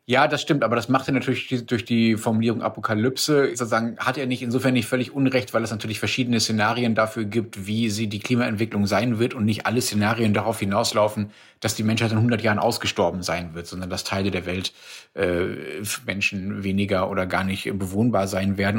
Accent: Germany; hier bei uns in Deutschland

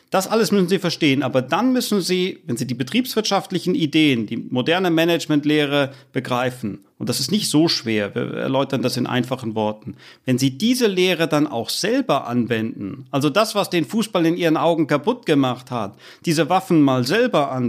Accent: Frankfurt, Hesse, Germany; dann muss mehr Geld nach Dortmund und Leipzig gehen und da bin ich als Frankfurter strikt dagegen.

